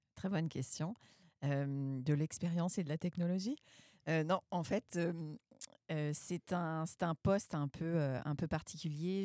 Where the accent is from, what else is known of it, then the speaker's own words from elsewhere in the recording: France; moved away as an adult; now in Quebec, Canada; je suis française